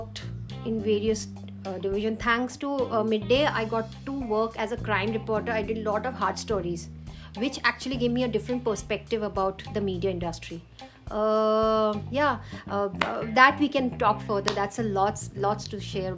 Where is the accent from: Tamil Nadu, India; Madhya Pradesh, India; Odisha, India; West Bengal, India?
Odisha, India; Cuttack; moved away; originally from Cuttack, Odisha